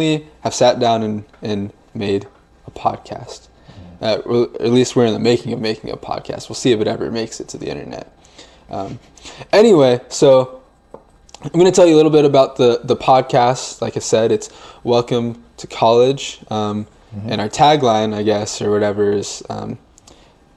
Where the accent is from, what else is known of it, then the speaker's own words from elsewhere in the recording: Omaha, Nebraska, United States; I'm from Omaha, currently live in Omaha.